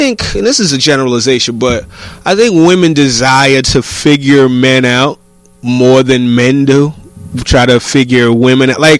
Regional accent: New York, United States; I'm a New Yorker

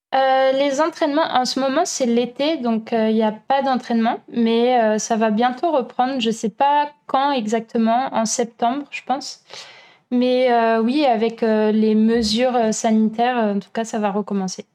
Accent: France; moved away as an adult; also born or lived in Berlin / Chile / Italy / Germany; now in Montreal, Canada; en France, donc euh, mon pays natal

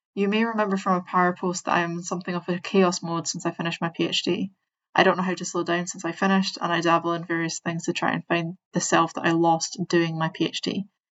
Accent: Scotland, United Kingdom; I'm Scottish and I speak fast

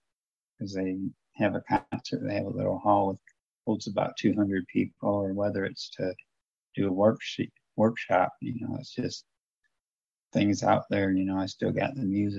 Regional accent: Toledo, Ohio, United States; moved away as an adult; growing up in Toledo, it's a lot different than it is in southern Ohio

